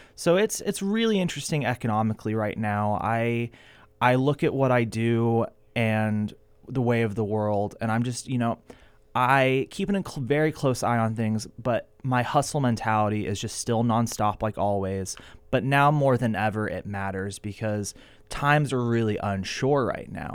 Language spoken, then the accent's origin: English; Ventura, California, United States; born or raised there